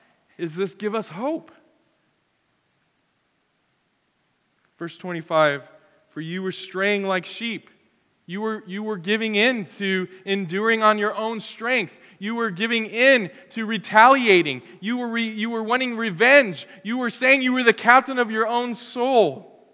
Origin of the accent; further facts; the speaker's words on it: United States; as an American